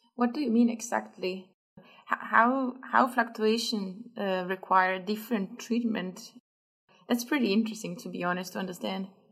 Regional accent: Italy; accent: Italian; English is a second language; Italian as much as my accent

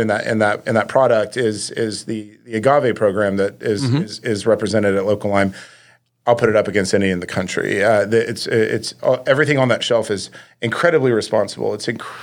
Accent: Little Rock, Arkansas, United States; born or raised there

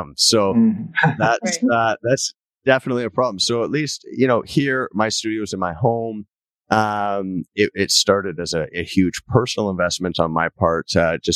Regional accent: Canada; accent: Canadian; I never I don't hear myself as having a Canadian accent, but everyone I meet who isn't Canadian says, "You have such a strong Canadian accent."

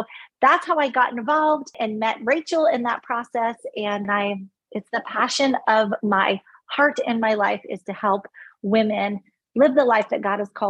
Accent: California, United States; moved away as an adult; also born or lived in Texas; now in Charleston, United States; Born and raised in California. Lived a bit in Texas with my first husband, then back to California. And now we have moved across the country to Charleston, South Carolina

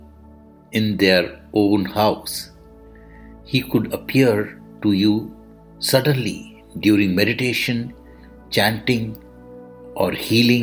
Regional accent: India; I am the Indian monk.

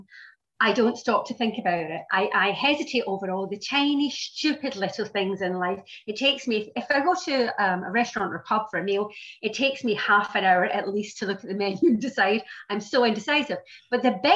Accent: Glasgow, Scotland, United Kingdom; moved away as an adult; also born or lived in London; now in England, United Kingdom; I was born in Glasgow in Scotland, but I emigrated to England at 18 and I've just stayed here so far.

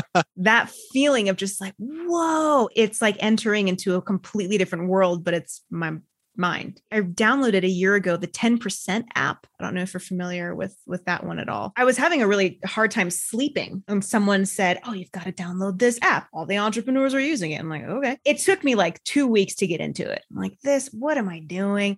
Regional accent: United States; I'm an American, I'm a woman, I'm a business owner.

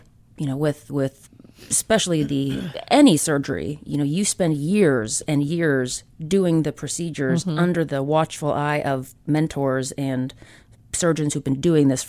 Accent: Indiana, United States; So I grew up in Indiana, so mm-hmm. I consider myself a Hoosier.

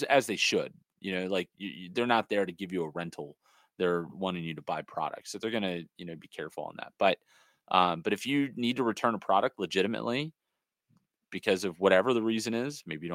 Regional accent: Los Angeles, California, United States; I'm from the Hollywood, you know, area right there where the Dodger Stadium is

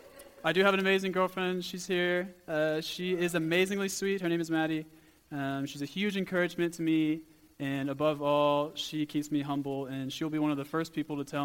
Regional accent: Port Lavaca, Texas, United States; moved away as an adult; now in South Africa; I'm actually from a small town called Port Lavaca, Texas. So a little small town, country boy at heart, moving here to South Africa

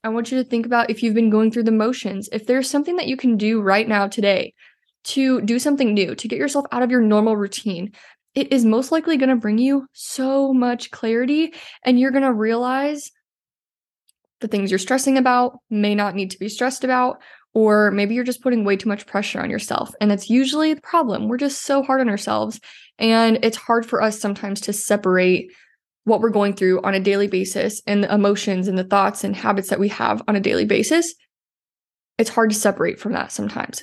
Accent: Iowa, United States; moved away; We are both from Iowa.

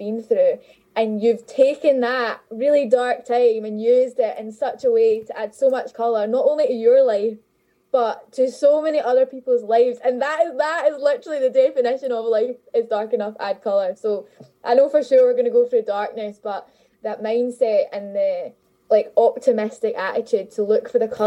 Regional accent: Glasgow, Scotland, United Kingdom; I grew up in Glasgow my whole life

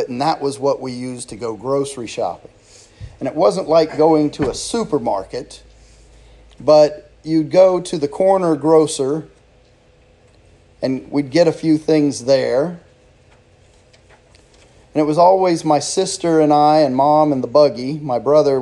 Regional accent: Germany; moved away; When I was growing up in Germany, my mom would take us grocery shopping

